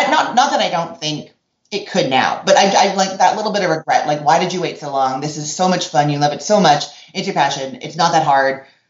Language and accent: English; Canada; now in Orlando, United States; And then when I moved from Canada to Orlando, Florida, I used to listen to, like, the equivalent of NPR, I guess, CBC radio, continuously.